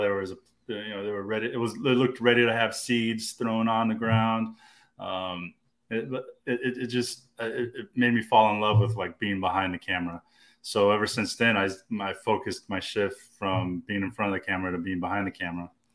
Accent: Austin, Texas, United States; I was born and raised in Austin, man. Uh, um, I went to Crockett High School

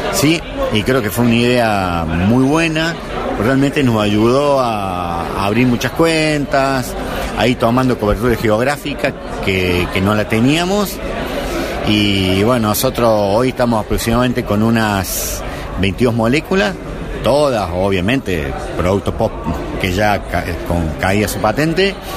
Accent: Córdoba, Argentina; yo estuve en la Católica acá en Córdoba

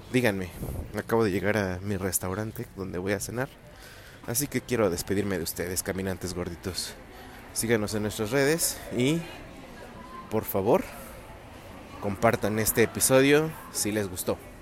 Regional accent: State of Mexico, Mexico

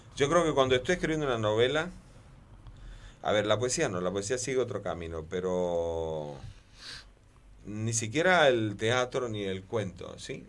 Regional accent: Cuba; yo soy isleño de naturaleza, soy cubano

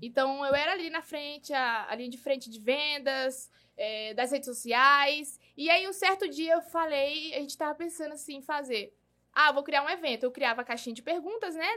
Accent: Parauapebas, Pará, Brazil; nascida e criada em Parauapebas

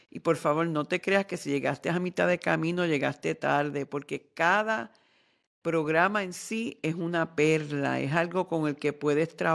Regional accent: Ecuador; yo soy un hombre ecuatoriano, practico el chamanismo

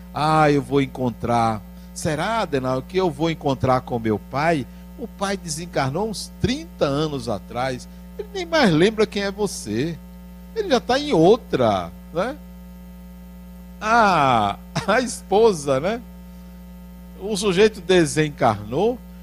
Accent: Bahia, Brazil; eu não estou dizendo isso para inferiorizar o baiano, porque até porque eu sou

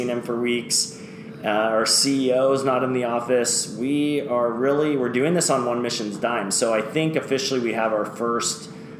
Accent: United States; We're an American who knows a lot about sports, but little about soccer

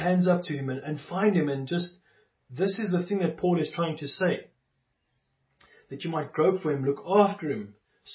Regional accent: South Africa; I was born in South Africa, as many of us were

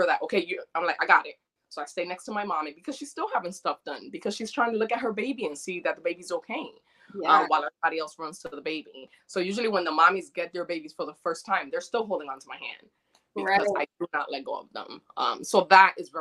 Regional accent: New York, United States; moved away; also born or lived in Dominican Republic; I'm Dominican. I was born in DR, but I was raised in New York since I was 2.5.

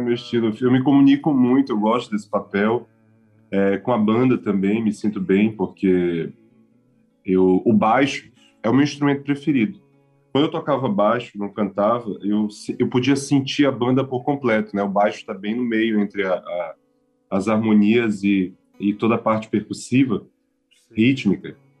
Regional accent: Belém, Pará, Brazil; moved away; also born or lived in Macapá, Amapá / Cuiabá; eu nasci em Macapá, no Amapá, mas eu fui para Belém com meus pais mudaram e eu tinha quatro meses, então eu cresci em Belém

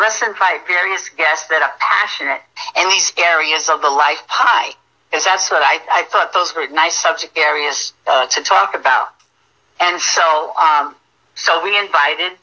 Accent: Providence, Rhode Island, United States; moved away as an adult; I'm originally from Providence, Rhode Island, and I came here about 15 years ago to retire.

